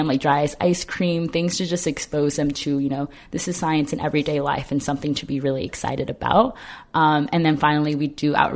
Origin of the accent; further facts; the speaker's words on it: Ontario, California, United States; I'm originally from Ontario, California